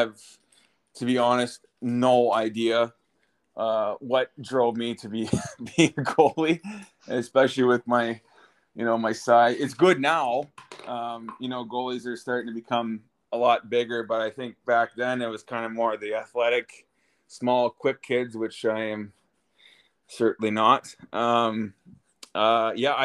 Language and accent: English; Brockville, Ontario, Canada; moved away as an adult; now in Poland; I was born and raised in Brockville, Ontario